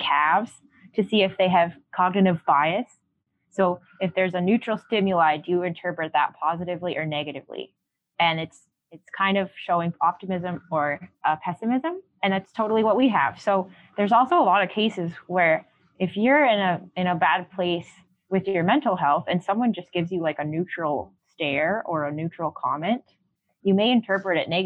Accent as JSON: {"language": "English", "country": "Canada", "said": "I'm so Canadian."}